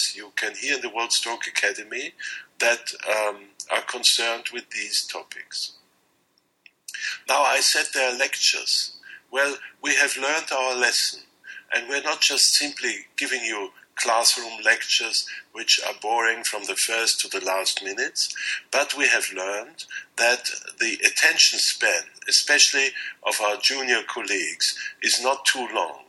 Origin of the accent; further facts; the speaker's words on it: Austria; I'm a neurologist from Austria